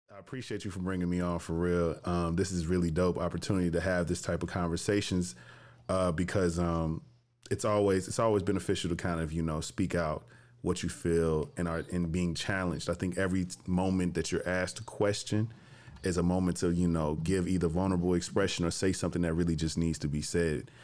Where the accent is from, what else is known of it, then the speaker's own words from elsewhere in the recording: Jackson, Tennessee, United States; moved away as an adult; also born or lived in Chicago, Illinois; now in Atlanta, United States; I'm from Jackson, Tennessee